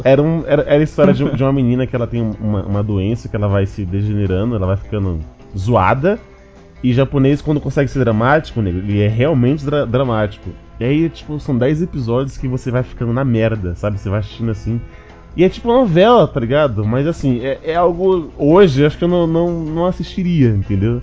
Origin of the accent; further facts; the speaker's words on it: Brazil; eu sou do Brasil